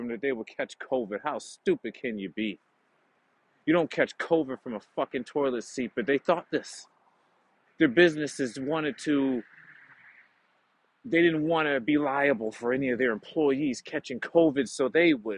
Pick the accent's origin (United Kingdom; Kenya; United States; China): United States; now in Canada; I am an American citizen.